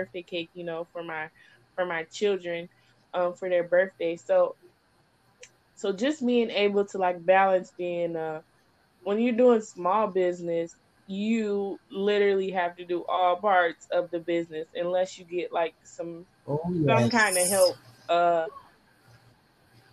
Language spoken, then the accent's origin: English; Michigan, United States; I'm from Michigan